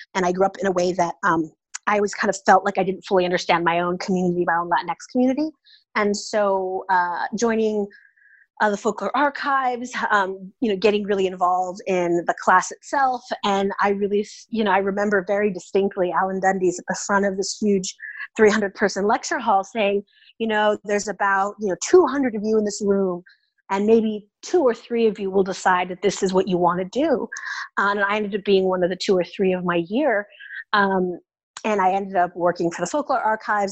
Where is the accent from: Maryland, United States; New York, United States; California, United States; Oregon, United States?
California, United States; Oakland; moved away as an adult; also born or lived in Indiana; now in Austin, United States; I'm originally from the San Francisco Bay Area. I grew up in Oakland, California.